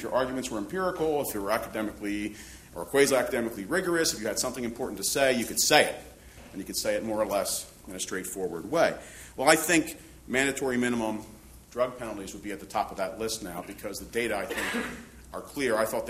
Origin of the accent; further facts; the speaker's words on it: Philadelphia, Pennsylvania, United States; In my hometown of Philadelphia